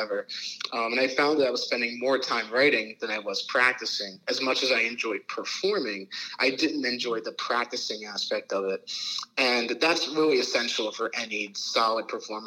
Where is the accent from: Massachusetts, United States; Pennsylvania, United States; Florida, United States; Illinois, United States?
Pennsylvania, United States; Middletown; also born or lived in Harrisburg, Pennsylvania / Cincinnati, Ohio / Baltimore, Maryland; Born and raised in Pennsylvania